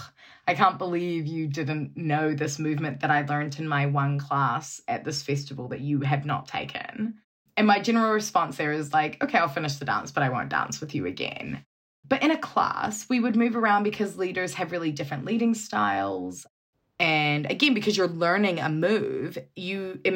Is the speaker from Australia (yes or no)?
no; New Zealand; moved away; growing up in New Zealand